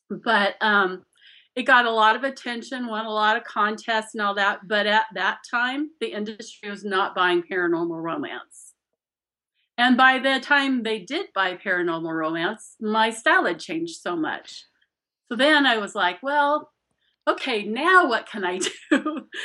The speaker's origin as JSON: {"language": "English", "region": "Scotland", "country": "United Kingdom", "said": "20, yeah, I'm I'm Scottish, so I'm stubborn as hell."}